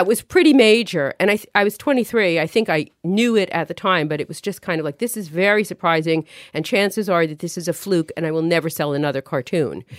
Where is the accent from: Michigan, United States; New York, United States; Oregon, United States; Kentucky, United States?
New York, United States; New York City; moved away as an adult; also born or lived in Manhattan / Park Slope; now in Connecticut, United States; I grew up in Brooklyn, lived in Manhattan after college for about ten years